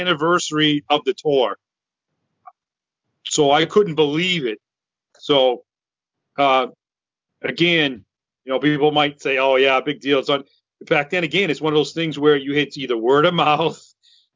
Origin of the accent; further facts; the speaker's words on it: Massachusetts, United States; I'm from Massachusetts